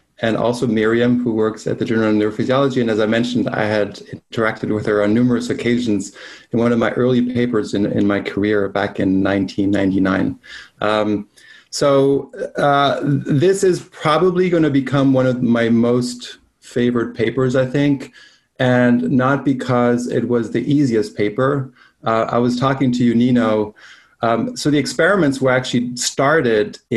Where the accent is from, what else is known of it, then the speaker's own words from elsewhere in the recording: Belgium; now in United States; I'm from Belgium